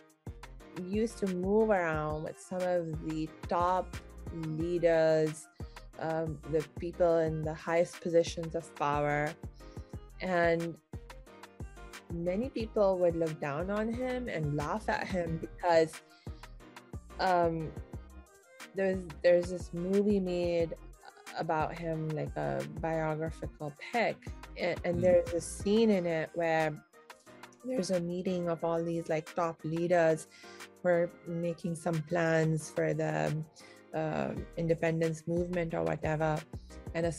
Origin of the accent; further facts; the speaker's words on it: India; I'm Indian